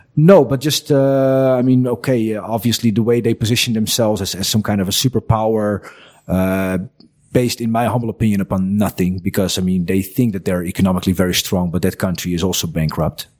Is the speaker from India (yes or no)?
no; Netherlands; English is a second language; moved away as an adult; now in Croatia; as a kid growing up in the Netherlands